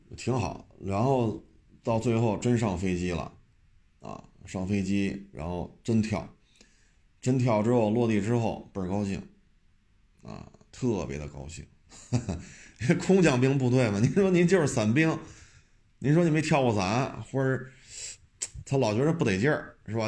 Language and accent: Chinese; Beijing, China; 我就生在这儿，长在这儿。我们这一大家都是北京的